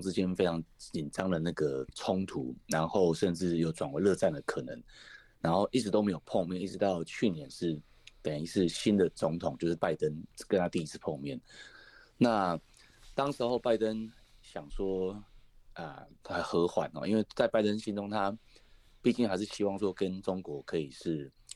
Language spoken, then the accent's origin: Chinese; Taiwan; 我们台湾这边